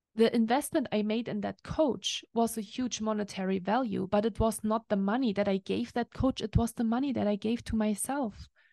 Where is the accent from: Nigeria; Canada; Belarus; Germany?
Germany; now in Lake Tahoe, United States; I'm used to from Germany or from Europe